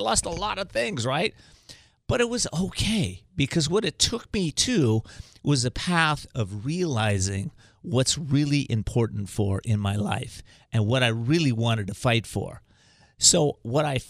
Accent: Whittier, California, United States; I grew up in Whittier, California

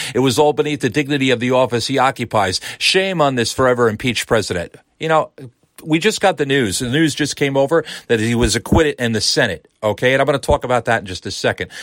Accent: United States; as an American

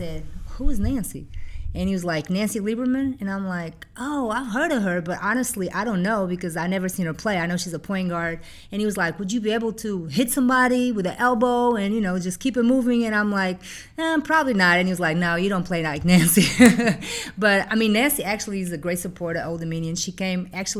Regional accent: Figueira da Foz, Coimbra District, Portugal; English is a second language; moved away as an adult; also born or lived in Virginia, United States / New York, United States; now in United States; coming from Portugal, I'm now an American citizen.

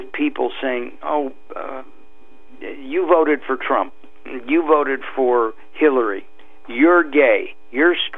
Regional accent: Los Angeles, California, United States; When I grew up in the San Fernando Valley, Valley Village was called North Hollywood

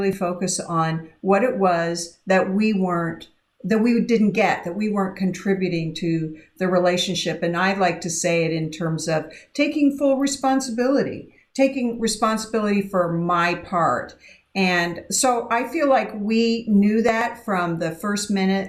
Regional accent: Idaho, United States; I grew up in Idaho, and we didn't have, we just had white people in my hometown

